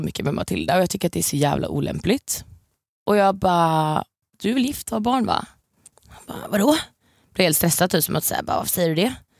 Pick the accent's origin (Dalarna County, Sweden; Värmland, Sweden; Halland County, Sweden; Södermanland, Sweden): Halland County, Sweden; Varberg; moved away; jag är ju från Varberg från början